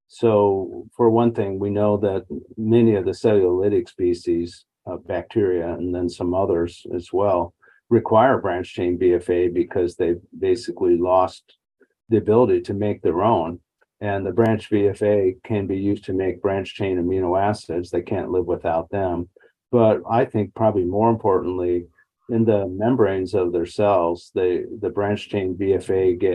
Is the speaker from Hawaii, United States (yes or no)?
no; North Central Illinois, United States; moved away as an adult; also born or lived in Ohio; now in Columbus, United States; I'm originally from Illinois, North Central Illinois. And I've been here about 36 years